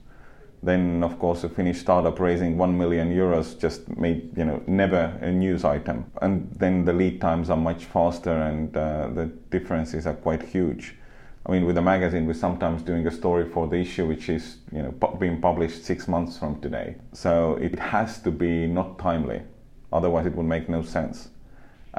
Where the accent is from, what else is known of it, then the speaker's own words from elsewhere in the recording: Estonia; now in Finland; I was born in Estonia, have done a long career in journalism in Finland